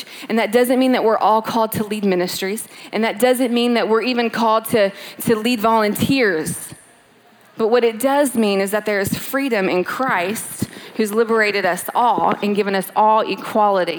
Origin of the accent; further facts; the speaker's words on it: Louisville, Kentucky, United States; moved away as an adult; now in California, United States; Born and raised in Louisville, Kentucky, moved out to California eight years ago